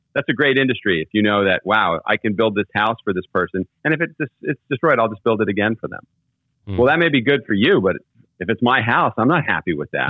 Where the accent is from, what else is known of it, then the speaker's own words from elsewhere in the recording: California, United States; moved away; also born or lived in Texas; I grew up in California.